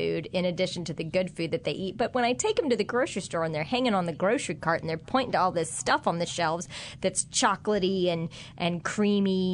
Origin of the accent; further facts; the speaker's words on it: Kansas, United States; now in New Orleans, United States; I had in school growing up in Kansas